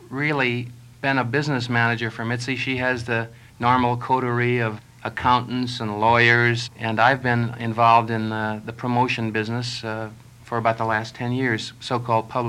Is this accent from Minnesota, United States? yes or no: yes; Minneapolis, Minnesota, United States; moved away as an adult; also born or lived in West Coast; when I was a kid, I used to book bands in my hometown